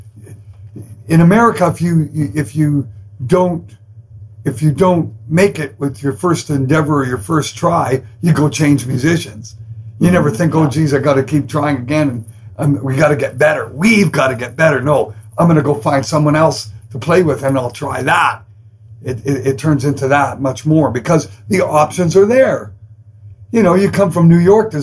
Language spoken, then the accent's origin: English; Canada; I'm Canadian